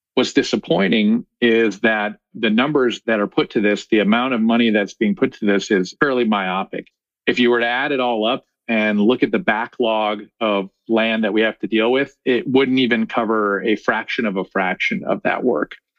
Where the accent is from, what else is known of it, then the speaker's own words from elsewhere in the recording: Chicago, Illinois, United States; moved away as an adult; now in Bend, United States; I grew up in Chicago.